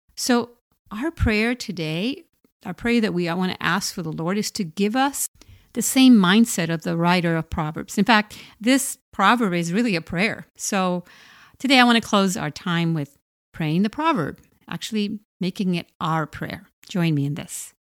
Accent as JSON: {"language": "English", "country": "Puerto Rico", "tie": "born or raised there", "said": "I grew up in poverty in Puerto Rico"}